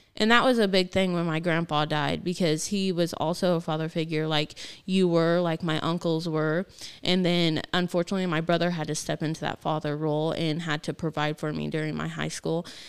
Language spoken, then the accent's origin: English; Gilman, United States; I grew up in Gilman